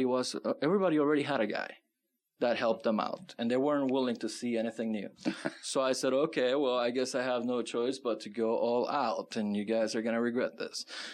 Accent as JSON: {"language": "English", "region": "California", "country": "United States", "lives_now": "Tucson, United States", "said": "because when I came from California, that was a huge culture shock."}